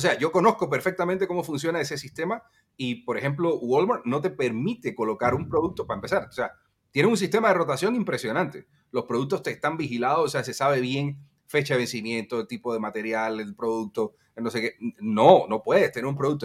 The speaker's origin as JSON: {"language": "Spanish", "country": "Cuba", "said": "nosotros los cubanos"}